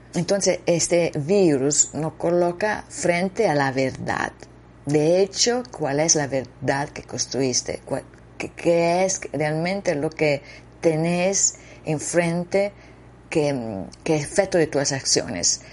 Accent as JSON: {"language": "Spanish", "country": "Italy", "also_born_or_lived": "Costa Rica", "second_language": "Spanish", "moved": "yes", "said": "Yo soy italiana"}